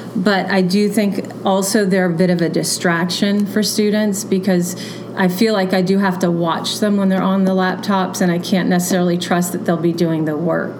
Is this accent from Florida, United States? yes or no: yes; Florida, United States; moved away as an adult; also born or lived in Kentucky / Milwaukee; now in Allentown, United States; I'm not a native Floridian, but I was raised in Florida